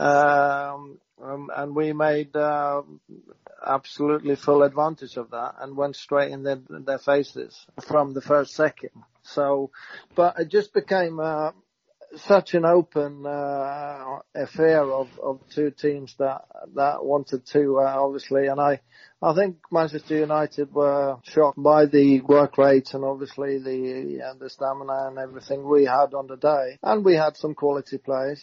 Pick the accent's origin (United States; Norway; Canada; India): Norway; moved away as an adult; also born or lived in Southampton; growing up